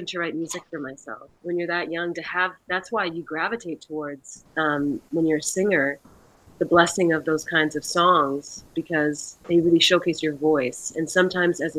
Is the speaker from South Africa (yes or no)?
no; Canada; Where I grew up in Canada